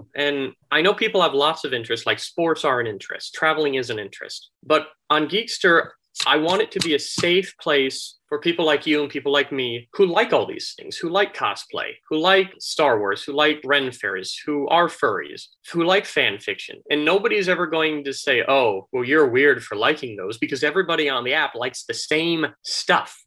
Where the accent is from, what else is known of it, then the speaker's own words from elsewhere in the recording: Florida, United States; moved away as an adult; also born or lived in Minnesota; now in Dallas, United States; I actually moved down to Florida when I was little.